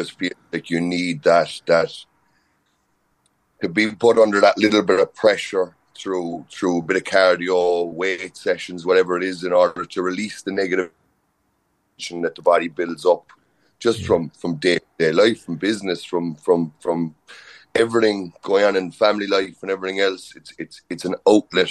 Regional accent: Inishannon, Munster, Ireland; also born or lived in Dublin; it's a beautiful place to grow up. This place, I was very, very lucky to have met some wonderful people, but to have some great childhood memories of swimming and GA and, you know, everything about me is very much from my roots back in Inishannon

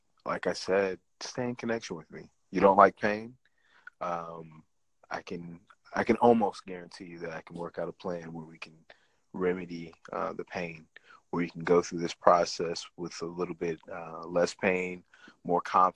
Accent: Midwest, United States; United States, Midwest

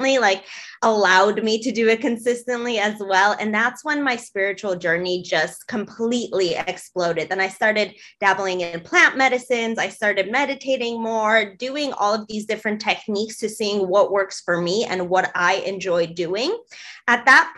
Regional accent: Chicago, Illinois, United States; I am actually in my hometown right now in Chicago

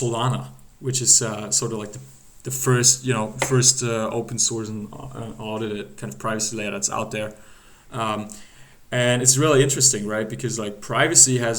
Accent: Germany; we're both from Germany.

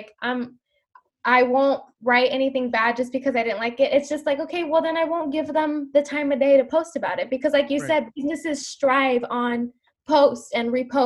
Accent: San Diego, California, United States; I'm gonna do Third Avenue because it's my hometown

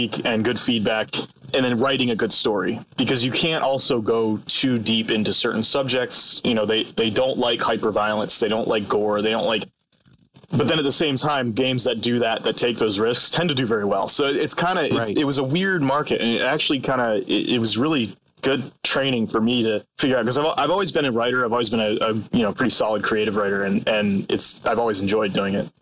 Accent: Hanover, Pennsylvania, United States; moved away as an adult; now in Los Angeles, United States; I grew up in Hanover, Pennsylvania, and I did, in fact, work at the Utz factory in the summers.

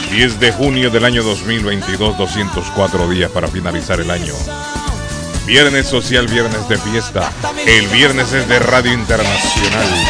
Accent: Honduras; now in Boston, United States; En Honduras le llamábamos, recuerdo siendo niño

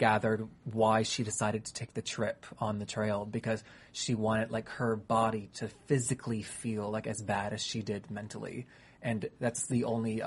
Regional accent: North Carolina, United States; I'm from North Carolina.

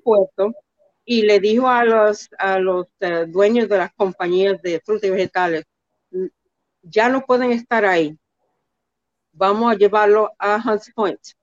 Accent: New York City, New York, United States; also born or lived in Manhattan / La Vega, Dominican Republic (parents' origin); now in New Jersey, United States; nací en, en Manhattan, en donde muchos dominicanos nacieron, pero los trasladamos al Bronx y yo entre el Bronx y New Jersey, donde vivo ahora, eh, me crié aquí

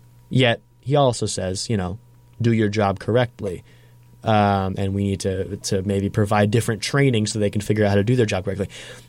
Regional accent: Brooklyn, New York, United States; I grew up in Brooklyn, and a pretty quote unquote safe neighborhood.

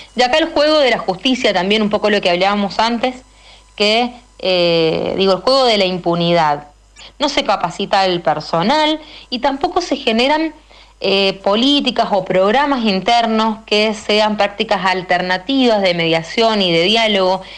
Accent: Mendoza, Argentina; formamos parte de la Red por los Derechos Humanos recientemente conformada en nuestra provincia

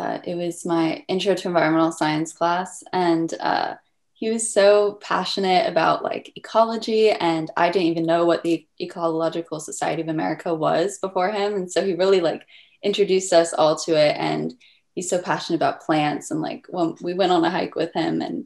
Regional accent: Seattle, Washington, United States; I'm in Seattle, Washington, where I was born

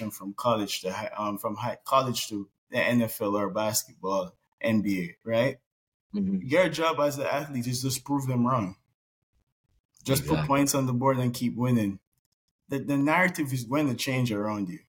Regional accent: Jamaica; now in United States; growing up in Jamaica, yes, it's a third world country

